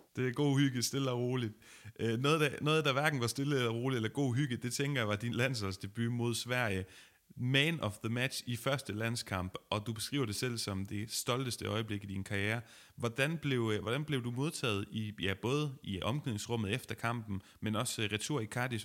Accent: Denmark; som dansker

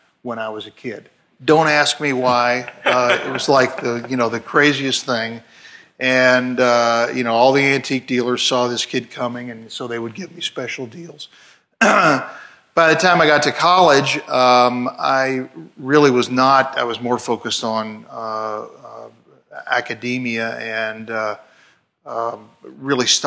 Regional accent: Louisville, Kentucky, United States; growing up in Louisville, Kentucky

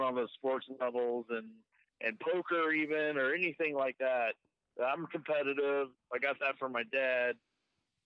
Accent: North Carolina, United States; moved away as an adult; now in Las Vegas, United States; I grew up in North Carolina

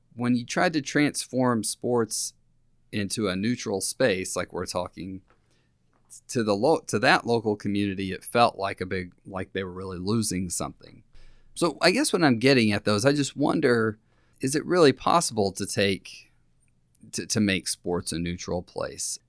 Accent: Lubbock, Texas, United States; I grew up in Lubbock, Texas

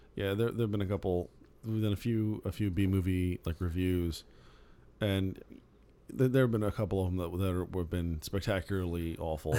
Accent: Phoenix, Arizona, United States; I grew up in Phoenix.

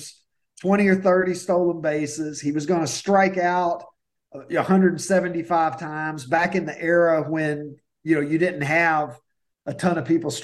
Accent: Kentucky, United States; now in Chicago, United States; I grew up in Kentucky

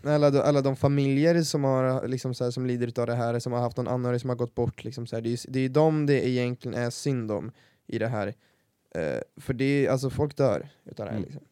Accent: Värmland, Sweden; accent: Värmland dialect; tycker jag inte att vår dialekt är speciellt fin

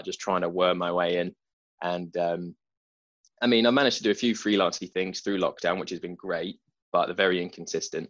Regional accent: Broxbourne, East of England, United Kingdom; also born or lived in Nazeing, Essex; I went to school in Hertfordshire, not the posh bit, but sort of went to school in Broxbourne, sort of grew up

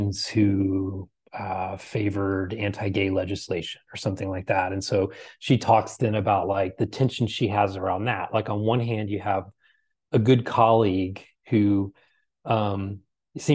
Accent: Texas, United States; I'm from the South, you know, I'm from Texas.

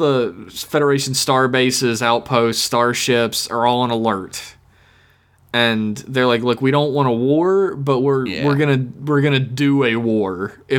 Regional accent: United States

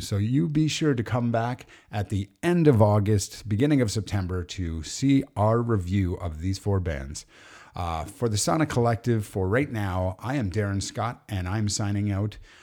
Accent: Alberta, Canada; we're Canadian, and funny enough, the four of us all lived or were from Alberta

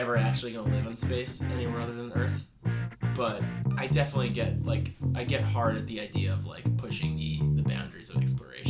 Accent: Westchester, New York, United States; growing up in Westchester

